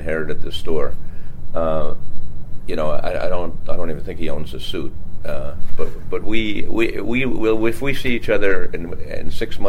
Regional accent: Bayport, New York, United States; I grew up on Long Island, Bayport, Long Island.

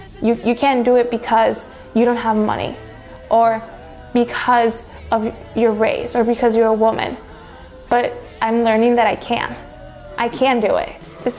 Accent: Chicago, Illinois, United States; I grew up in the Gage Park area in Chicago. It was very unsafe.

